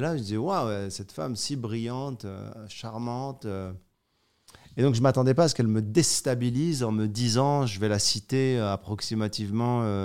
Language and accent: French; Morocco; Je suis né au Maroc.